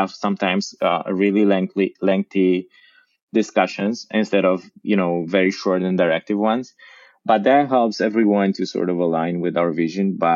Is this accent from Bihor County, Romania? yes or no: yes; Oradea, Bihor County, Romania; I am from Oradea